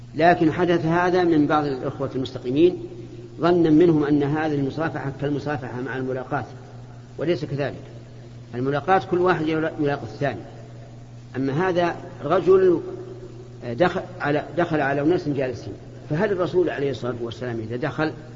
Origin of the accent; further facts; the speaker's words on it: Kuwait; احنا من الكويت